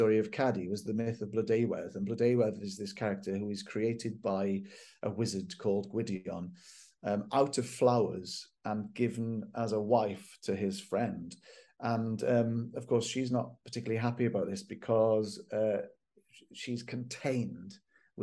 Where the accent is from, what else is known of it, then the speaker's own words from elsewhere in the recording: Welsh, Wales, United Kingdom; I am Welsh